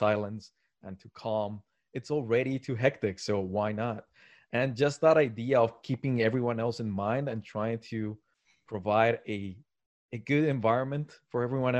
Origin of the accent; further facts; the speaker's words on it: Medellín, Antioquia, Colombia; also born or lived in Tokyo, Japan; now in Montreal, Canada; I'm originally from South America, so that's somewhere else that I go to, Medellin, Colombia.